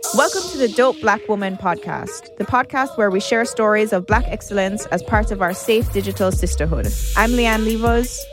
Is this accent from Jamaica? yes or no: yes; Jamaica; when I was growing up in Jamaica, I was, even though I'm mixed, I'm dark